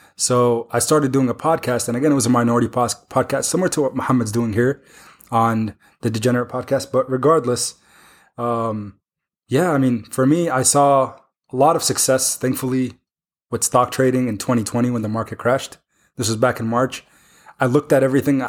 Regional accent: Iowa City, Iowa, United States; I grew up in the Iowa City area

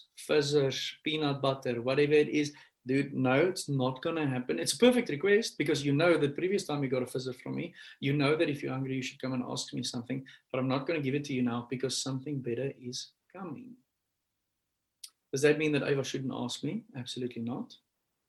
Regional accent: South Africa; I'm from South Africa.

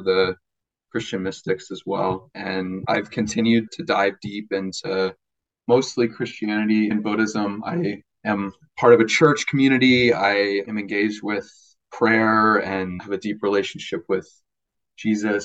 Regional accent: Minnesota, United States; moved away as an adult; now in Madison, United States; I'm from Minnesota

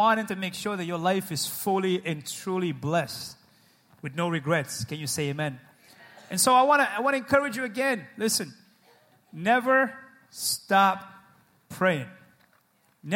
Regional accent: New England, United States; We're from New England. We're stubborn people

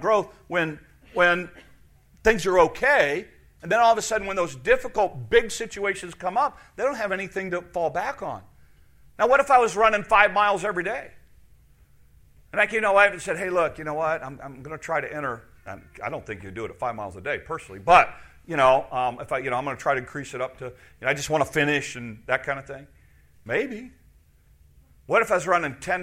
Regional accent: United States; As an American in 2017

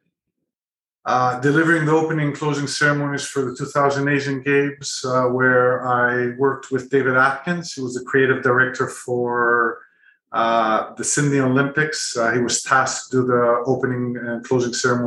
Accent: Greece; also born or lived in Canada / United Kingdom / Middle East; now in Singapore; I was born in Canada, grew up in Greece, studied in the UK, started my career and family in the Middle East, where I stayed there for about 18 years

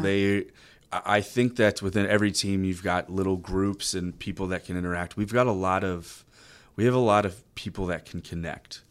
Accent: College Station, Texas, United States; I grew up in College Station

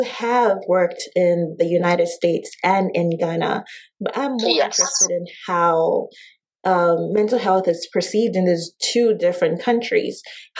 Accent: Zambia; Having grown up in Zambia

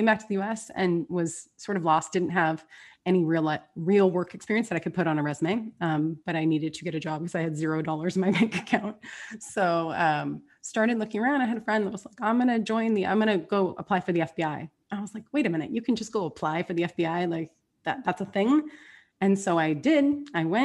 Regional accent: Southern California, United States; also born or lived in San Diego; born and raised in Southern California by the beach

